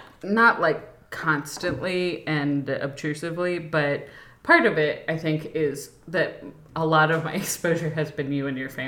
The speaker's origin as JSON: {"language": "English", "region": "North Carolina", "country": "United States", "moved": "yes"}